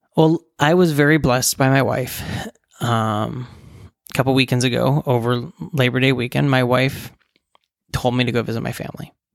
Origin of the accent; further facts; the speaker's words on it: West Virginia, United States; moved away as an adult; now in Nebraska, United States; I grew up in West Virginia, and my parents still live there